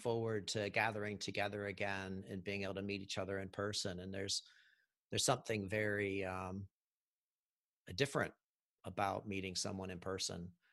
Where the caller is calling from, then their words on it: Auckland, New Zealand; I'm calling from Auckland, New Zealand